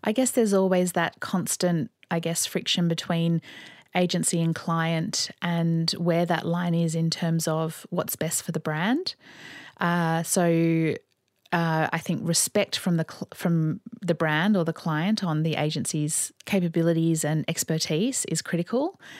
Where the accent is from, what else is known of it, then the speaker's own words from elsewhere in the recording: Sydney, New South Wales, Australia; also born or lived in London; I grew up here in Sydney